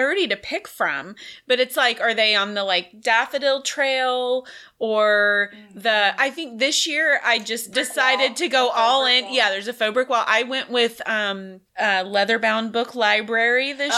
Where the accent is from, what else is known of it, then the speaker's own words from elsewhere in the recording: Texas, United States; I'm from Texas.